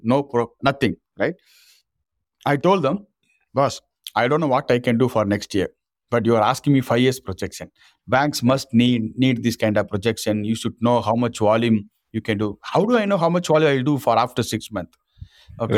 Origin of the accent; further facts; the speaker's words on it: Rameswaram, Tamil Nadu, India; English is a second language; I'm originally from Rameswaram, from a small village fisherman family in government school